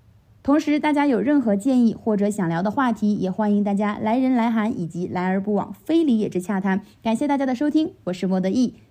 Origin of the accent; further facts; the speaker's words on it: Chongqing, China; accent: Chongqing dialect; 作为一名土生土长的重庆人，我不仅喜欢这座山城，也热爱重庆方言。